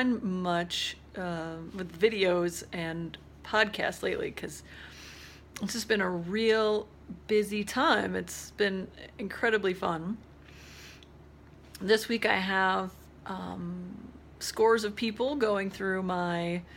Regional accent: Spearfish, South Dakota, United States; that's in Spearfish, my hometown

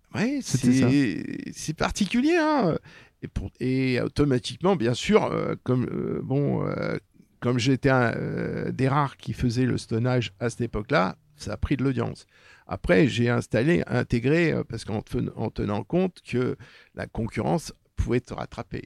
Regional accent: Paris, Île-de-France, France; quand j'étais môme, euh, j'étais dans le milieu populaire, j'ai vécu Paris-Centre, côté de Belleville

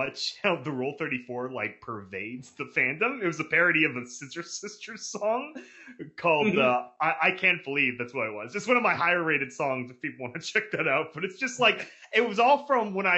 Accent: California, United States; I'm fucking Californian

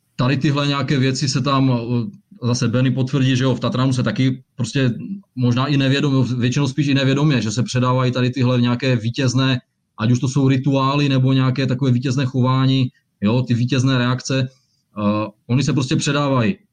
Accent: Ostrava, Moravian-Silesian Region, Czechia; jsem z Ostravy a že jsem Vítkovičák

